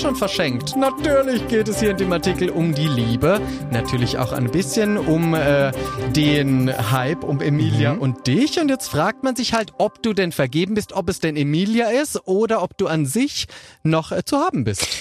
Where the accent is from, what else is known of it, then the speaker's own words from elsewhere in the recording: Switzerland; ich komme aus der Schweiz